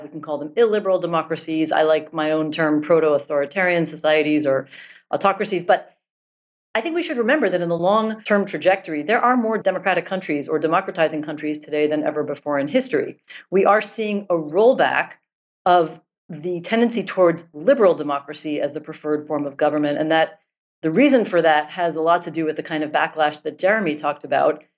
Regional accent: United States; moved away; also born or lived in Israel; I am American

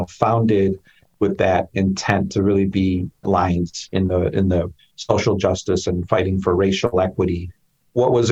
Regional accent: Chicago, Illinois, United States; I grew up in Chicago in the Pilsen Little Village neighborhood

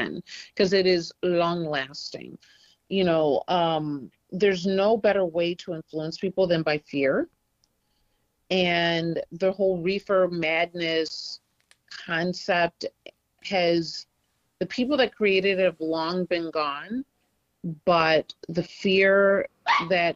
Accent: Detroit, Michigan, United States; I'm from Detroit originally.

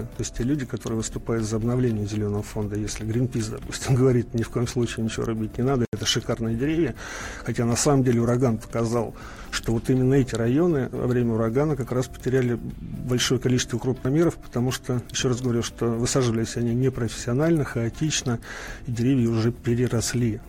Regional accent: Moscow, Russia; Я просто сам москвич и четко понимаю и помню, в 67 году родился

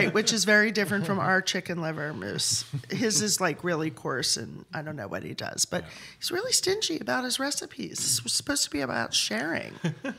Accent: Philadelphia, Pennsylvania, United States; I'm from Philly.

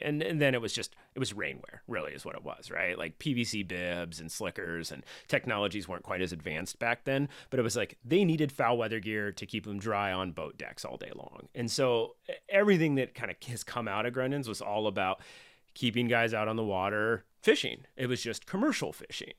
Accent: Rescue, California, United States; I grew up in a little town called Rescue

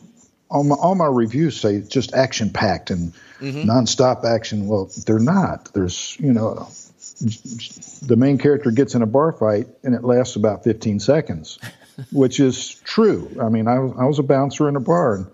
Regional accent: Melbourne, Florida, United States; I grew up over in Melbourne

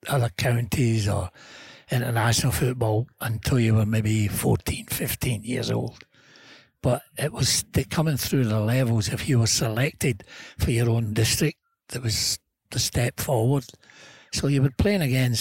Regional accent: Scotland, United Kingdom; born or raised there

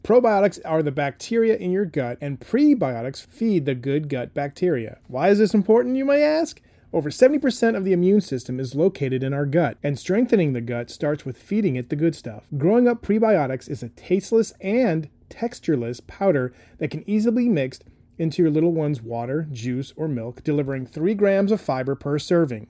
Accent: New Hampshire, United States; moved away; I grew up in New Hampshire

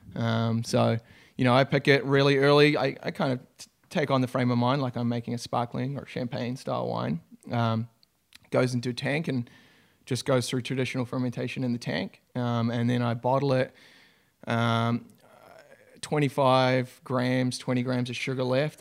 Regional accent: New Zealand; moved away as an adult; now in United States; I'm a Kiwi, so from New Zealand. Uh, grew up on a, in a small country town

